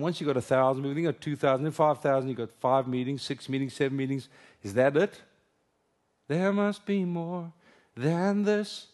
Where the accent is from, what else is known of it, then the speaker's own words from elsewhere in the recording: South Africa; first language Afrikaans; English is a second language; moved away as an adult; now in United States; English is my second language. Afrikaans is my first. It's my home language